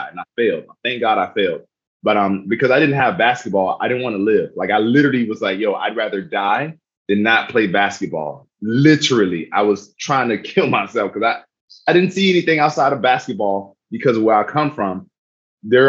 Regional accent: South Miami, Florida, United States; moved away; I'm originally from South Miami, Florida. Was born to a single mother, teenage mother, while my father was in prison.

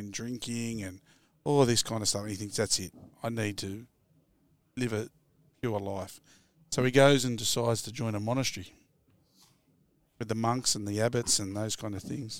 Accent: Sydney, New South Wales, Australia; I'm from Wollamaloo

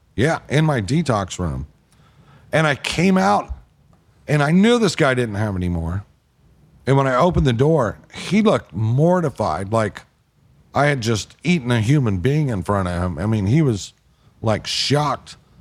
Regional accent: the South, United States; I'm from the South

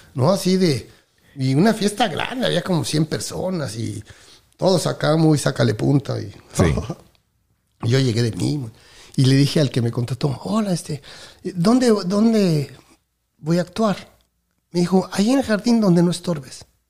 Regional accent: Mexico City, Mexico; moved away as an adult; now in Miami, United States; soy de México, nací en la Ciudad de México, en el Distrito Federal

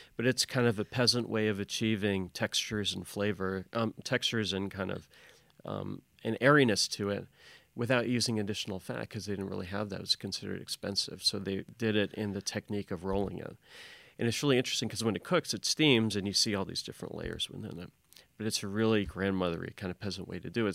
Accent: Louisville, Kentucky, United States; I'm from, from Louisville, Kentucky.

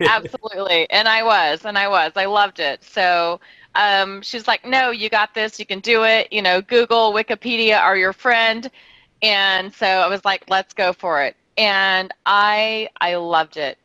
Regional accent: Tennessee, United States; moved away as an adult; also born or lived in Louisiana / Texas; now in San Diego, United States; I was born in Louisiana, grew up in Tennessee, yeah. moved to San Diego when I was 19

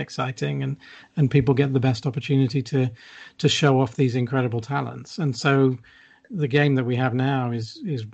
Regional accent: United Kingdom; as a British fan

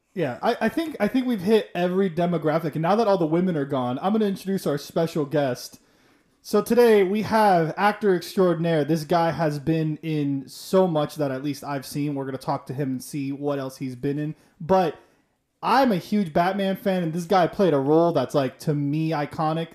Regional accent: Miami, Florida, United States; I'm from Miami

